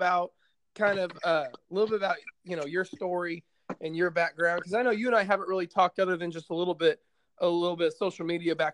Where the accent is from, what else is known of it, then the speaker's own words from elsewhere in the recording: Indiana, United States; I'm from Indiana